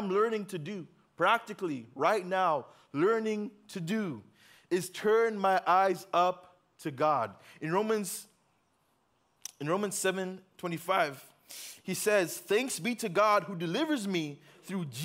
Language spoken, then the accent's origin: English; Uganda; moved away; I grew up in Uganda